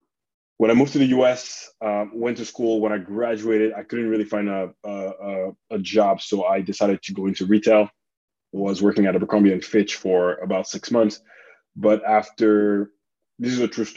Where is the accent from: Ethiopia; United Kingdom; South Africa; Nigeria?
South Africa; also born or lived in Republic of the Congo; now in United States; I grew up born in Congo, grew up in South Africa.